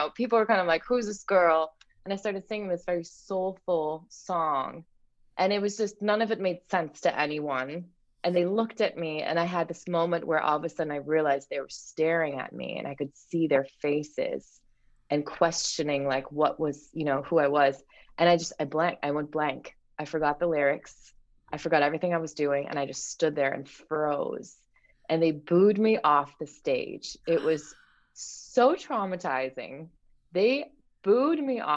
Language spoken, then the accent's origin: English; Germany; moved away; I grew up in Germany